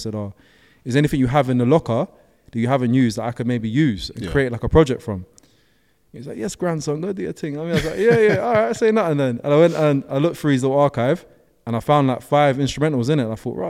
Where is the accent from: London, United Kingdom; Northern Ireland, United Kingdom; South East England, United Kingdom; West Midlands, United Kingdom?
London, United Kingdom; Brixton; obviously I'm from Brixton as well. Like from Brixton, we're not like, that's not something we're going to do, innit?